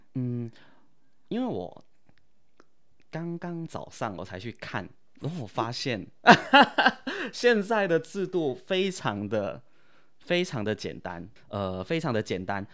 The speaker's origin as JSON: {"language": "Chinese", "town": "Cameron Highlands", "region": "Pahang", "country": "Malaysia", "first_language": "Chinese", "moved": "as an adult", "lives_now": "Taiwan", "said": "我是来自马来西亚金马伦"}